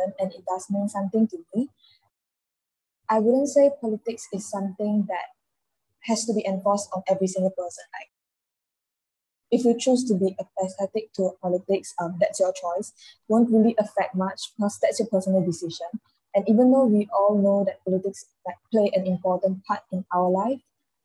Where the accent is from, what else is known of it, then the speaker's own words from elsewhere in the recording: Puchong, Selangor, Malaysia; I come from Puchong